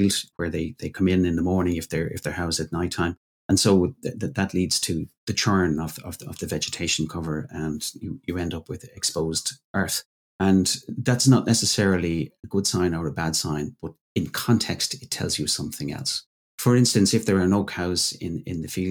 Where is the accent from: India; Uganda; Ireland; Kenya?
Ireland; my home country, Ireland